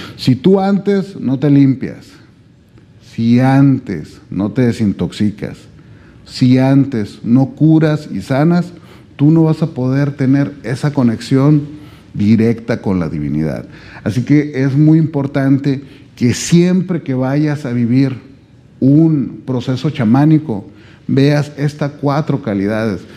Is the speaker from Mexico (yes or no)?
yes; Mexico; yo vengo desde México